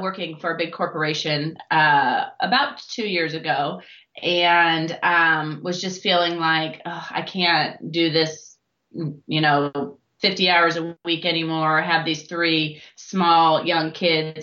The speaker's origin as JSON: {"language": "English", "region": "Iowa", "country": "United States", "moved": "as an adult", "lives_now": "Louisville, United States", "said": "originally I am from Iowa"}